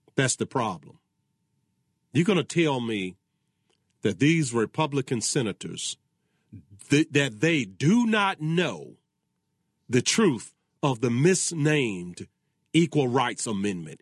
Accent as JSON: {"language": "English", "region": "Virginia", "country": "United States", "said": "my home state of Virginia"}